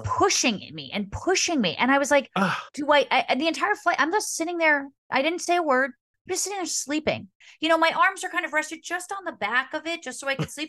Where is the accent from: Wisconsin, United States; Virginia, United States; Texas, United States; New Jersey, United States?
New Jersey, United States; Montclair; Montclair, my hometown, is just like Halloween was such a big part of my childhood